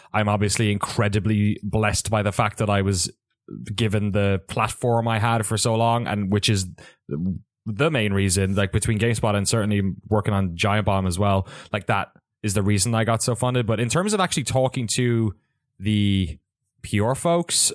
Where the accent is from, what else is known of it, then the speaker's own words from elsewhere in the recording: Ireland; moved away as an adult; also born or lived in San Francisco, United States; now in San Francisco Bay Area, United States; I grew up in Ireland